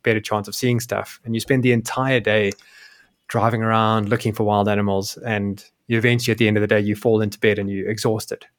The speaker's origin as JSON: {"language": "English", "country": "South Africa", "also_born_or_lived": "Europe", "moved": "as an adult", "said": "my home country of South Africa"}